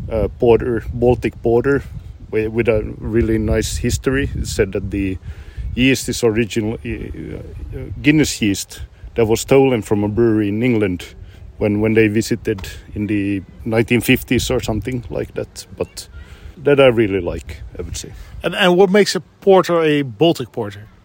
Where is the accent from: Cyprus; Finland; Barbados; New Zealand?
Finland; first language Swedish; English is a second language; I'm Swedish speaking, but Finnish.